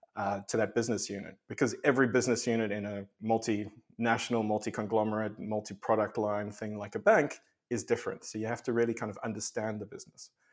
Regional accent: South Africa; moved away as an adult; also born or lived in Australia; I grew up in South Africa

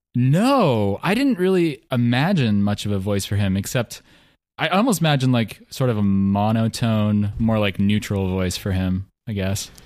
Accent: mid Central West of Oregon, United States

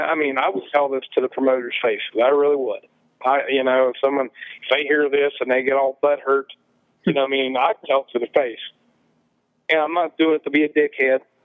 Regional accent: Appalachia, United States; I'm an Appalachian

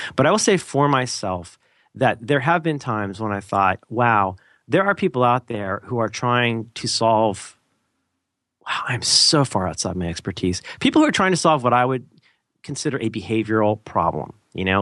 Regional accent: Ohio, United States; also born or lived in Florida; now in San Francisco, United States; I'm originally from Ohio

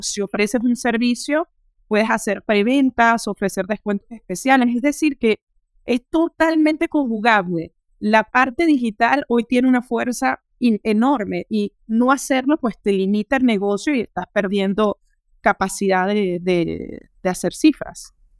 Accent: Venezuela; moved away as an adult; now in Paris, France; soy venezolana, eh, tengo 36 años y hace ya casi 13 años llegué a París para terminar mis estudios superiores

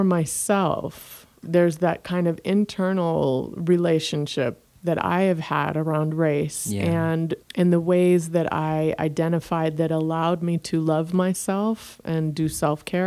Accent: Jamaica; moved away; also born or lived in University of Michigan; I'm Jamaican

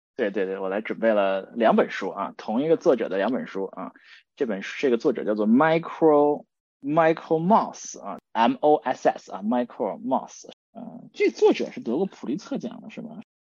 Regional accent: China; now in United States; 我们中国人

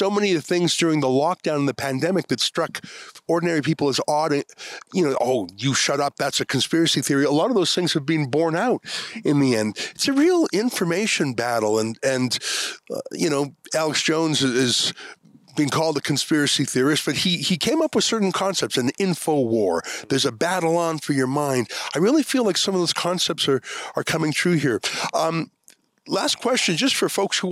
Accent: Canada; my Canadian citizenship

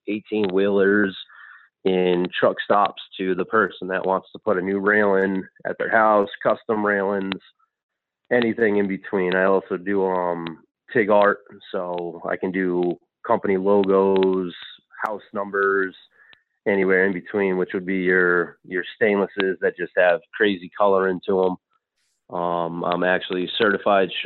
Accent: Rhode Island, United States; moved away; I'm originally from Rhode Island

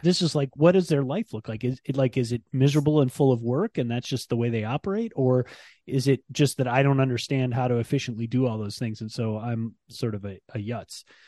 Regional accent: Ann Arbor, Michigan, United States; I grew up in Ann Arbor

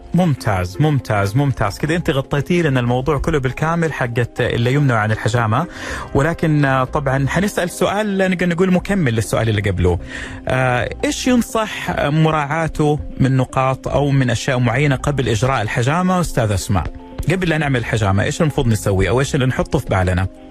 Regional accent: Saudi Arabia; عندنا في السعوديه

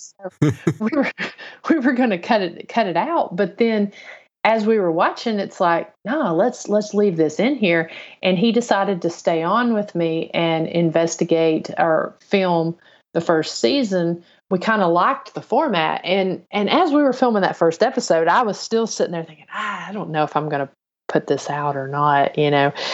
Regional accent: on the Kentucky line, northern Tennessee, United States; moved away as an adult; also born or lived in Chattanooga area, Tennessee; I grew up in North Tennessee on the, uh, Kentucky line

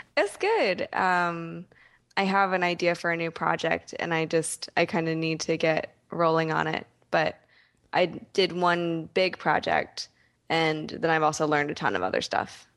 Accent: Philadelphia, Pennsylvania, United States; I'm from Philadelphia

